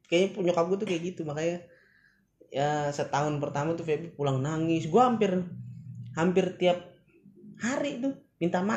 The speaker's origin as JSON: {"language": "Indonesian", "region": "Jakarta", "country": "Indonesia", "tie": "born or raised there", "also_born_or_lived": "Bekasi", "said": "gue di sini lahir di tanahnya Bekasi mungkin ya {S1} hmm. {S0} cuman emang daerah gue daerah Jakarta"}